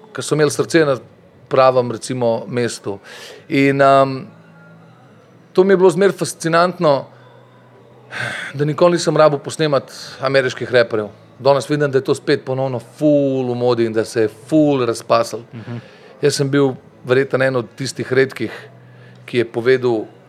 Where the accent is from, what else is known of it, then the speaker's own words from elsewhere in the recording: Ljubljana, Slovenia; also born or lived in Medvode; Jaz sem rojen v Ljubljani